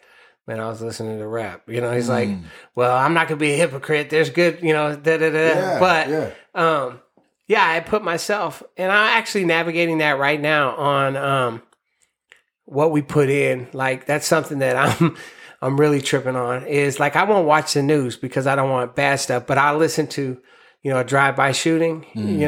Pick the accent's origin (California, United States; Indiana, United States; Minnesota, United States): California, United States; Sacramento; I'm from Sacramento